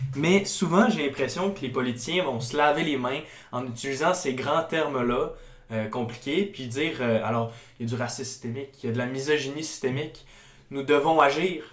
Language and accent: French; Chicoutimi, Quebec, Canada; je viens de Chicoutimi